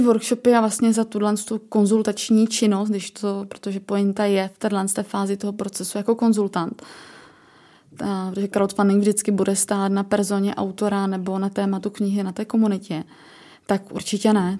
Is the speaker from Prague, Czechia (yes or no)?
no; Ostrava, Moravian-Silesian Region, Czechia; jsem z Ostravy